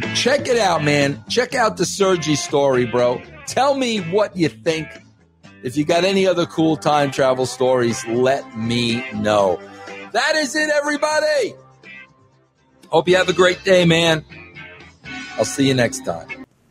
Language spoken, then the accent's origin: English; New York, United States; I was raised in New York